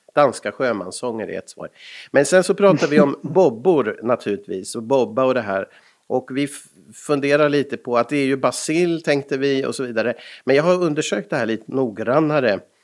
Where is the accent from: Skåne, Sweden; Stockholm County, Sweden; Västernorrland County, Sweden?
Stockholm County, Sweden; Stockholm; moved away; also born or lived in Finland; Jag är ju född på Sabbatsbergs sjukhus i Stockholm